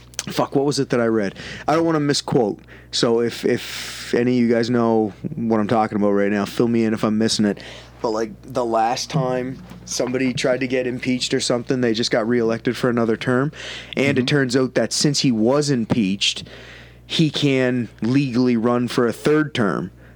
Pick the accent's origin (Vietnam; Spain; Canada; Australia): Canada; I'm fucking Canadian